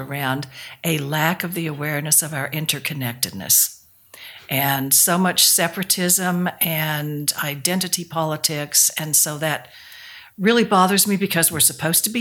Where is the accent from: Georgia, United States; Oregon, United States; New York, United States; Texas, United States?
Texas, United States; Dalhart; I grew up in Dalhart, Texas, which is out in the West Texas Northwest Plains